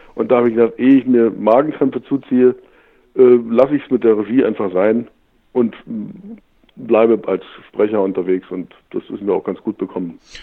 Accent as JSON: {"language": "German", "country": "Germany", "tie": "born or raised there", "said": "geboren bin ich in der DDR"}